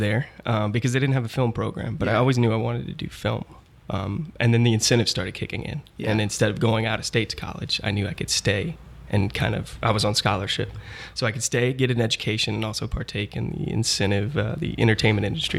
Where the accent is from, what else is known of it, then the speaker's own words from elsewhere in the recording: Broussard, Louisiana, United States; I was born and raised in Broussard, Louisiana